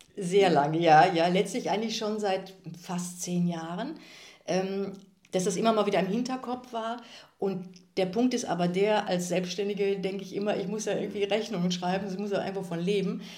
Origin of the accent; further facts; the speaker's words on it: Kevelaer, North Rhine-Westphalia, Germany; moved away as an adult; also born or lived in Aachen / Freiburg / Bochum / Munich; dieser Wallfahrtsort ist ja tatsächlich auch mein Heimatort